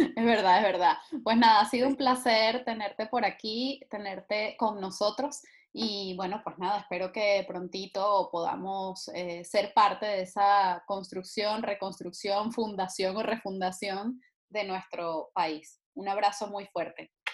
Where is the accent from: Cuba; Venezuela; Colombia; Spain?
Venezuela; moved away